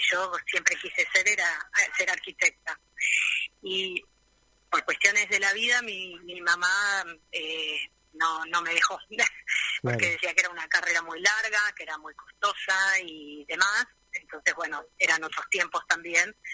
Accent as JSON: {"language": "Spanish", "region": "Buenos Aires", "country": "Argentina", "moved": "as an adult", "lives_now": "Río Gallegos, Argentina", "said": "vengo de Buenos Aires, ya en Buenos Aires hacía cosas para mí, prácticamente trabajo siempre sobre madera, y a partir del 2008 nosotros nos instalamos acá en Río Gallegos por trabajo de mi marido."}